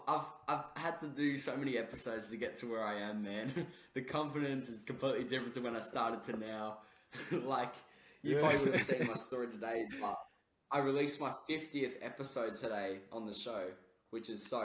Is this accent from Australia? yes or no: yes; Melbourne, Victoria, Australia; obviously I'm from Australia, I'm from Melbourne, he's from Brisbane.